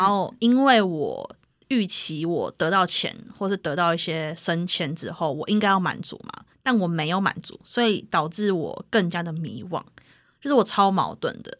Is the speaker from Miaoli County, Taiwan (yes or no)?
no; Taipei, Taiwan; 因为我是从小在台北长大的人